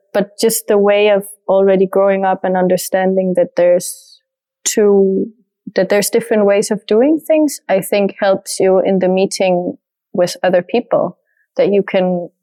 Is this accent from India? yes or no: no; Denmark; first language French and Danish; English is a second language; moved away; also born or lived in Asturias; my French is my mother tongue from my mother's side, and then Danish from my father's side, and growing up in Denmark